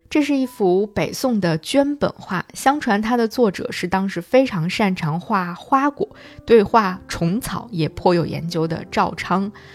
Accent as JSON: {"language": "Chinese", "country": "China", "said": "那肯定是我们中国人"}